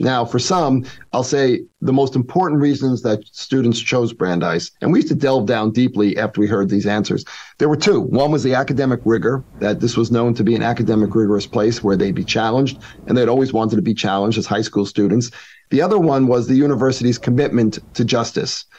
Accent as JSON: {"language": "English", "region": "New York", "country": "United States", "also_born_or_lived": "Middlebury", "moved": "as an adult", "lives_now": "Boston, United States", "said": "as a New Yorker"}